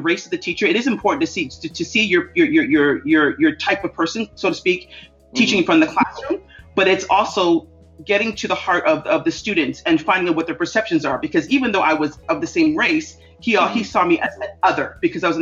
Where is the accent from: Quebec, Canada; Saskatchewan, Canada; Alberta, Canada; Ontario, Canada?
Ontario, Canada; Toronto; I grew up in a family that was very open to diversity. My parents are very active in diversity and politics in Toronto, Canada.